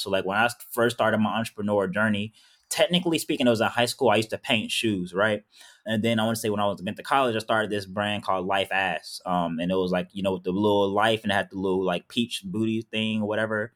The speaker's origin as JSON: {"language": "English", "town": "Powder Springs", "region": "Georgia", "country": "United States", "tie": "born or raised there", "said": "I was raised in Powder Springs, Georgia"}